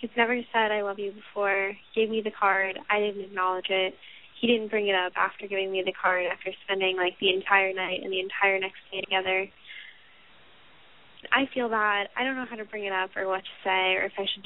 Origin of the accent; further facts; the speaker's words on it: Massachusetts, United States; I am from Massachusetts